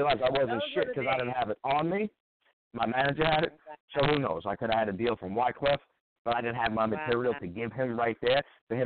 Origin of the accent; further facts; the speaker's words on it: New York City, New York, United States; I'm from Staten Island